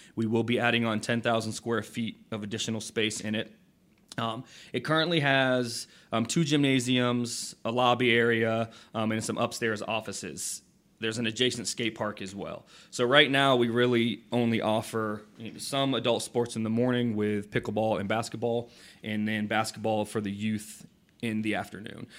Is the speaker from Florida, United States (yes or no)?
yes; Port Orange, Florida, United States; also born or lived in Saint Augustine; I grew up in Port Orange, so I had the, um, the pleasure of actually playing on the fields now that I'm, I work for.